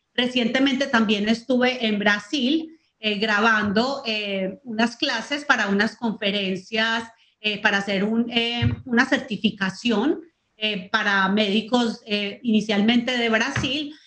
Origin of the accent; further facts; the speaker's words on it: Colombia; moved away as an adult; now in Panama; yo nací en Colombia, pero vivo en Panamá pero viajo, vivo entre Colombia y Panamá